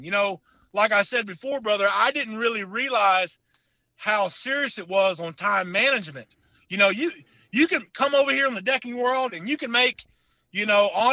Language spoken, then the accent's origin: English; Oklahoma, United States; I'm from Oklahoma